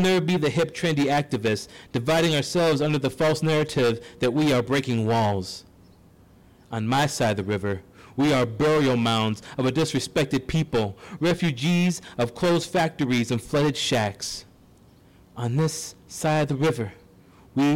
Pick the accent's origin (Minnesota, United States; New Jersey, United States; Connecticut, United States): Minnesota, United States; St. Paul; I grew up and was raised here